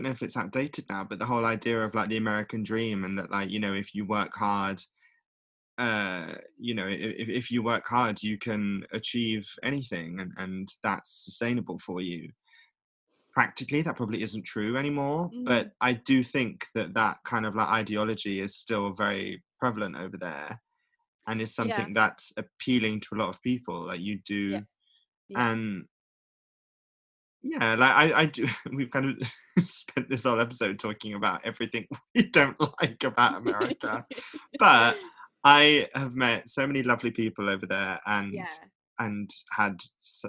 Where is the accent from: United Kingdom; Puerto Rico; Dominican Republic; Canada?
United Kingdom; I'm from the UK